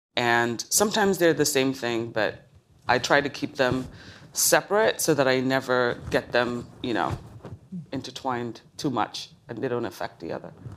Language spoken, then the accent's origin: English; Lagos, Nigeria; moved away; I was born in Lagos, Nigeria